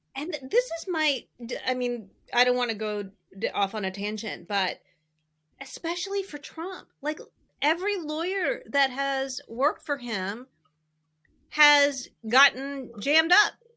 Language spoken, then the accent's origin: English; Southeastern Virginia, United States; I grew up in Southeastern Virginia